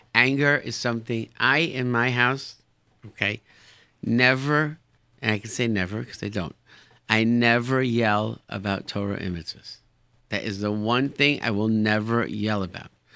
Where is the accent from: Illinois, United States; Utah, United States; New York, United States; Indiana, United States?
New York, United States; Rochester; moved away; grew up in Rochester, New York.